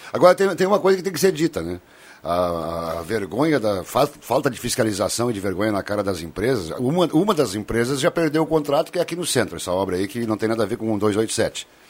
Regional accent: Cerro Alegre Baixo, Rio Grande do Sul, Brazil; de Cerro Alegre Baixo, minha terra natal

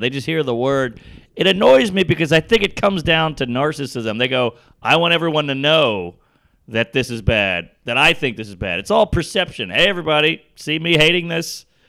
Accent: United States; I'm an American.

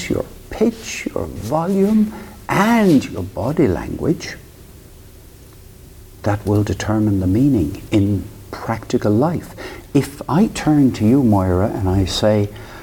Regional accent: Limerick, Munster, Ireland; moved away as an adult; also born or lived in United Kingdom; I was brought up in Ireland, in Limerick

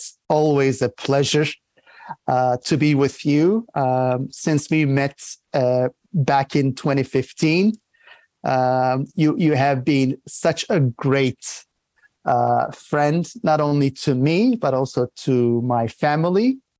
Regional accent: Bursa, Turkey; So I was born in Turkey, in Turkey's fourth most populous city called Bursa. And it's an interesting province which has shaped me

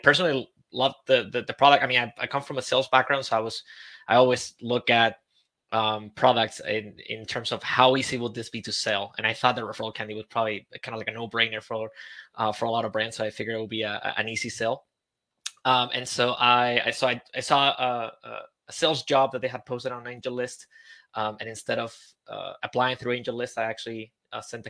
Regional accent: Spain; moved away as an adult; also born or lived in Santiago, Chile; I'm from Spain

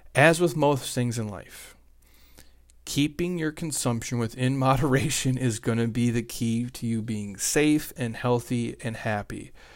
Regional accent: Midwest, United States; I grew up in the Midwest, and we didn't have any money

